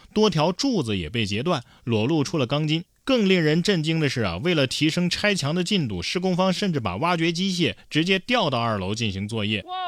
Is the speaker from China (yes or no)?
yes; Guangdong, China; 果然，身为广东人，踩蟑螂得从小抓起啊